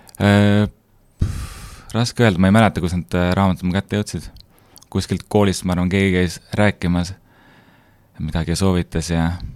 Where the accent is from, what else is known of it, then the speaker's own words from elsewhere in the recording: Hiiumaa, Hiiu County, Estonia; sündinud ja kasvanud Hiiumaal